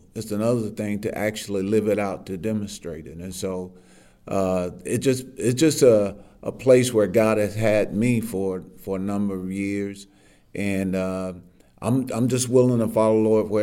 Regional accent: Eastern Arkansas, United States; I grew up in Eastern Arkansas

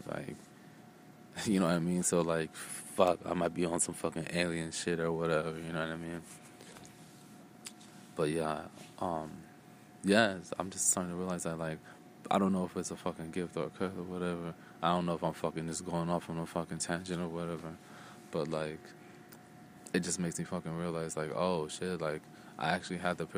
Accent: Phoenix, Arizona, United States; I just moved a lot growing up. Um, and I grew up, I grew up out here in Phoenix, Arizona like since I, since like my adolescence and shit.

